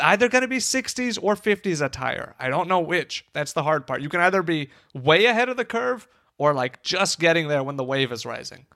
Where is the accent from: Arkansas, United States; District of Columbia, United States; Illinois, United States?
Illinois, United States; Chicago; I am a Chicagoan